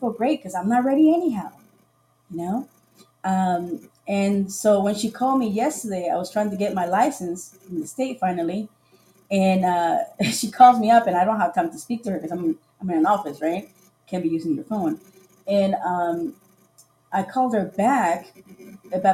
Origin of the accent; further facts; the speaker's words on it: Costa Rica; moved away; also born or lived in Sarasota, Florida / Florida; I'm originally from Costa Rica